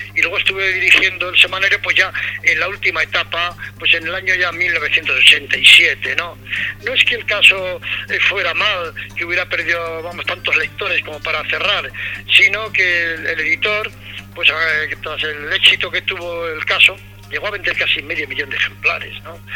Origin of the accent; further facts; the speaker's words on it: Navarre, Spain; moved away; also born or lived in Melilla / Madrid; me llamaron para que trabajara en el periódico de mi tierra, periódico de Navarra